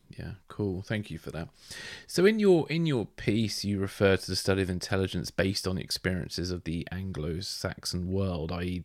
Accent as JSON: {"language": "English", "country": "United Kingdom", "said": "being British, growing up with, like, obviously the myth of James Bond"}